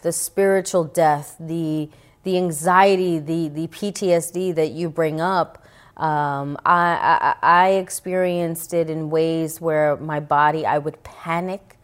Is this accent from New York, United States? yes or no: yes; New York City, New York, United States; I grew up in the Bronx